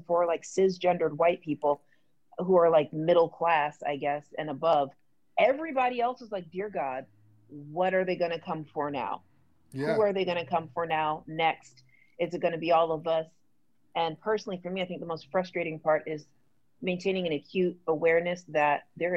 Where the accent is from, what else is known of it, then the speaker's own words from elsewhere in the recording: Jamaica; I'm super Jamaican